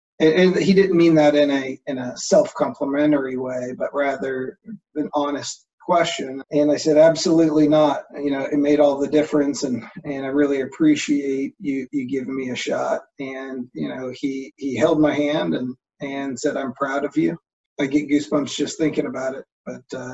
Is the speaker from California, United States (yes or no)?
yes; Bakersfield, California, United States; I grew up in Bakersfield, California